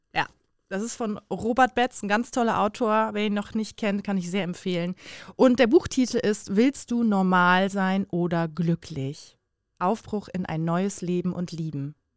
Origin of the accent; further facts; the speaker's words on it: Bremen, Germany; now in Cologne, Germany; komme gebürtig aus Bremen, wohne jetzt aber in Köln